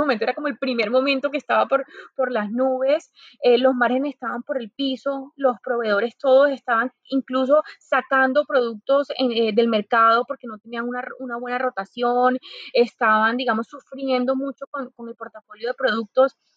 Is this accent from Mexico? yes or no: no; Santa Marta, Magdalena, Colombia; moved away as an adult; also born or lived in Bogotá, Colombia / Barcelona, Spain / Madrid, Spain; Soy Samaria, como, como lo mencionas, eso me hace ser una mujer muy tropical